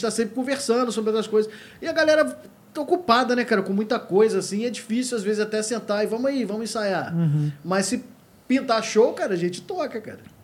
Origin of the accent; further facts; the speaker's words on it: Rio de Janeiro, Brazil; eu sou do Rio